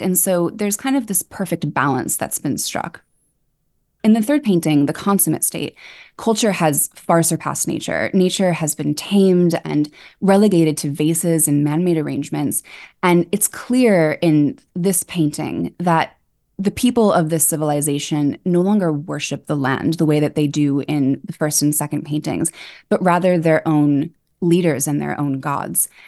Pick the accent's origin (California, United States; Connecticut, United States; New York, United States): New York, United States; also born or lived in Edinburgh; I grew up on the Upper West Side